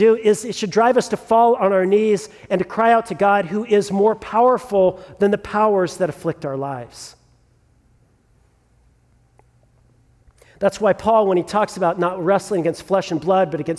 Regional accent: Southern California, United States; also born or lived in Sierra Madre, California; I grew up in Southern California, and so I grew up with the terror of two things as a child of the 80s in Southern California

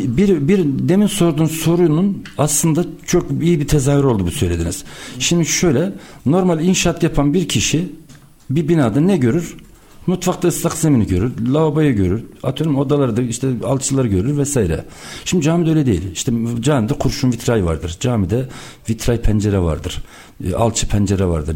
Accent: Erfelek, Sinop, Turkey; Sinop Erfelek doğumluyum.

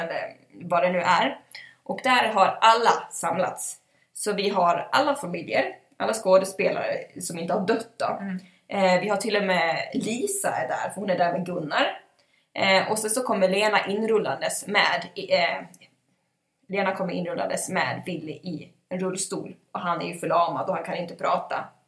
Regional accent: Ludvika, Dalarna County, Sweden; vi är ju från Ludvika.

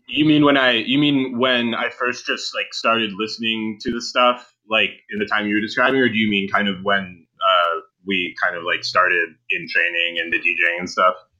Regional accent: Cleveland, Ohio, United States; in Cleveland

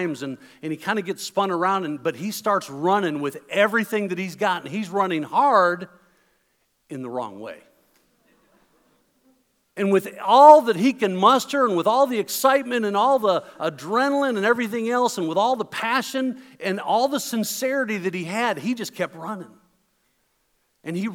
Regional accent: Chicago, Illinois, United States; moved away; I am originally from the Chicago area

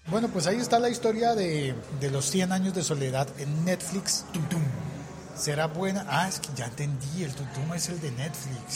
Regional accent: Colombia; como colombiano

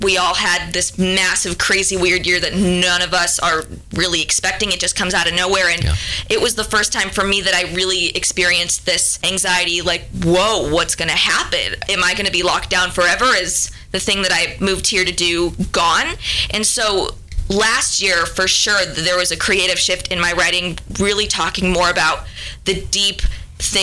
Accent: Seattle, Washington, United States; now in Nashville, United States; I'm originally from Seattle

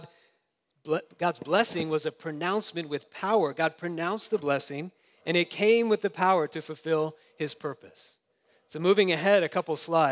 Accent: Jacksonville, Florida, United States; I grew up in Jacksonville, and that's kind of the South

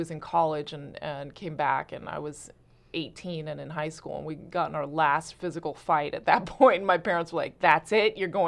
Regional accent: Santa Fe, New Mexico, United States; moved away as an adult; also born or lived in Oregon; Originally, I'm from Santa Fe, New Mexico.

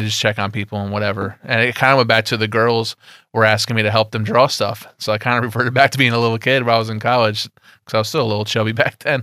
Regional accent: Poughkeepsie, New York, United States; I'm, I'm from Poughkeepsie, you know, upstate New York to you guys

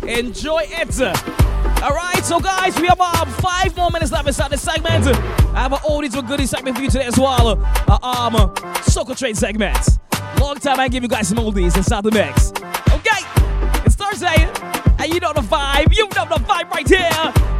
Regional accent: New Jersey, United States; I can say my hometown, my home city, my home state, sorry. I've been here for the better part of 22 years of my life. New Jersey.

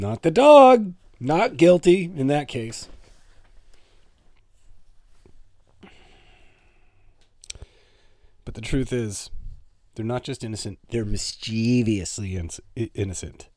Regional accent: Toronto, Ontario, Canada; We're both from Toronto.

